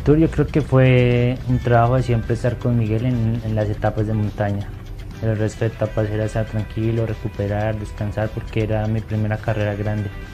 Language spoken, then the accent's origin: Spanish; Huila, Colombia; moved away; also born or lived in Antioquia / El Carmen de Viboral